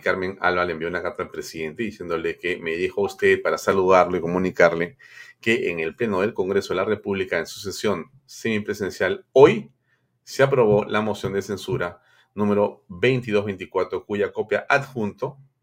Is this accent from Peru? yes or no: yes; Peru